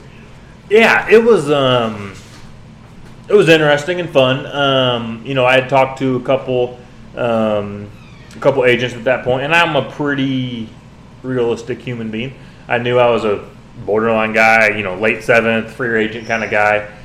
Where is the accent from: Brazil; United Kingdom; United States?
United States; Kansas City; growing up in Kansas City